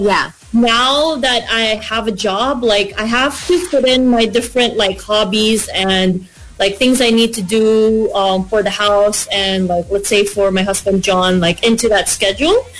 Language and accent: English; Philippines; moved away as an adult; now in Australia; I'm from the Philippines